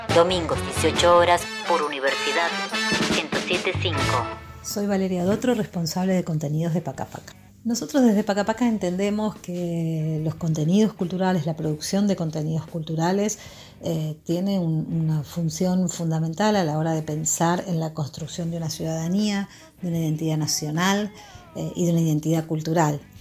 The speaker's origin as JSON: {"language": "Spanish", "country": "Argentina", "said": "qué nos conforma como Argentina"}